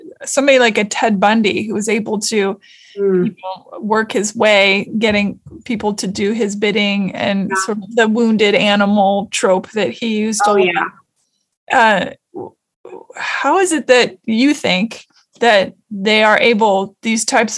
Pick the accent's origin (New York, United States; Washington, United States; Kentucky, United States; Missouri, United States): Washington, United States; I'm from Washington State